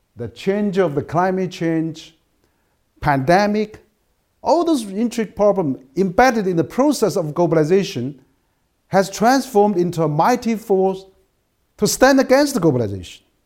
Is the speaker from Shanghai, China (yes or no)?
no; Chengdu, Sichuan, China; English is a second language; my hometown, which is Chengdu